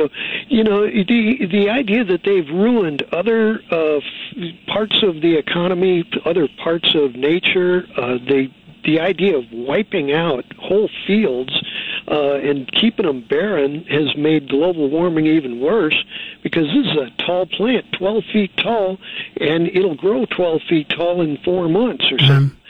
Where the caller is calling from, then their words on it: San Francisco, California, United States; Oh, I'm the guy from San Francisco.